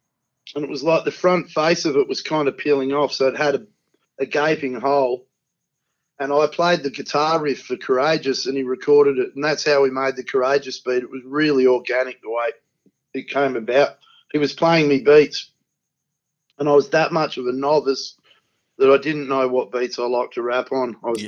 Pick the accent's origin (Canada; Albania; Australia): Australia; Perth, Western Australia; also born or lived in Coolangatta, Queensland; is out near the surf where I live. And it's just behind Scarborough Beach. And I'm from Trigg, the beach next door to that.